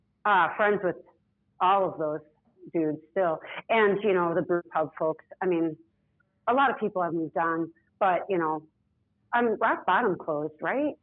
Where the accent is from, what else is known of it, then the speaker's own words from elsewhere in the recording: Milwaukee, Wisconsin, United States; also born or lived in upstate New York / San Francisco; now in Chicago, United States; I grew up in Milwaukee.